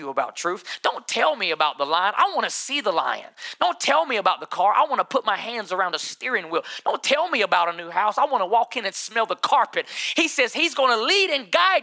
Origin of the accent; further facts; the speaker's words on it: United States; I'm American. I'm so American